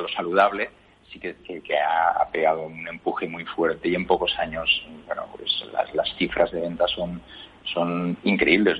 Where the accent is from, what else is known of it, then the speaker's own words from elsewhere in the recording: Valencian Community, Spain; yo que soy de origen valenciano